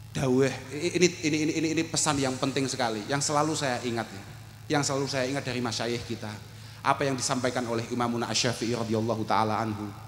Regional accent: Kediri, East Java, Indonesia; saya dari Kediri

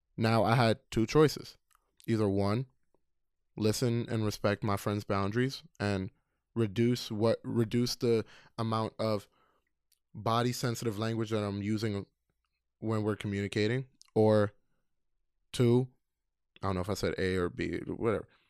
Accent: New York City, New York, United States; also born or lived in Queens; I was born in Queens, raised in Brooklyn

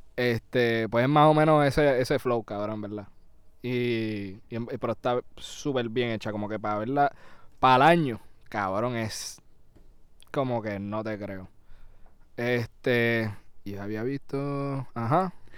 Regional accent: Puerto Rico

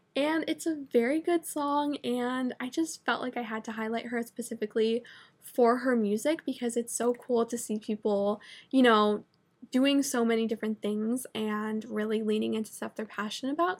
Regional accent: Vermont, United States; moved away; I'm from Vermont, which is literally, like, the most north, like, cold

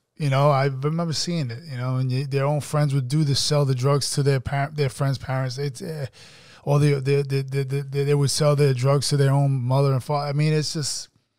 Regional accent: Jamaica, New York, United States; now in Atlanta, United States; I grew up in Jamaica.

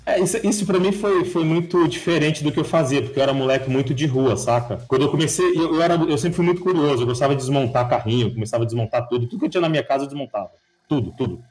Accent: São Paulo, Brazil; also born or lived in Vitória da Conquista, Bahia; eu sou de São Paulo, só que é, eu morei, deixa eu ver, seis anos na Bahia, em Vitória da Conquista

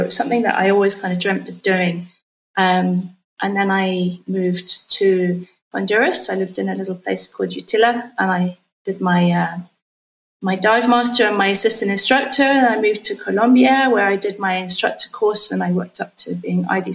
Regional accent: London, United Kingdom; I'm originally from London in the UK.

